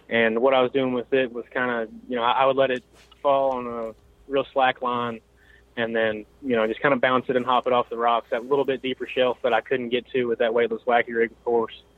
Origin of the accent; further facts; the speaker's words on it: Elizabethtown, Kentucky, United States; I'm from Elizabethtown, Kentucky.